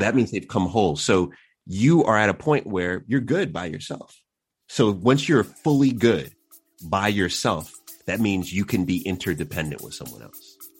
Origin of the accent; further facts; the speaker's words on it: New York City, New York, United States; also born or lived in Queens / Long Island; I was born in New York, uh, and so grew up in the city, and then we moved out to Long Island